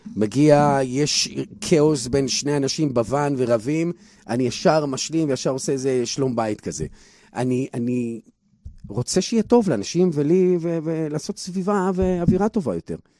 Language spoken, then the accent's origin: Hebrew; Bnei Brak, Tel Aviv District, Israel; וגדלתי בבני ברק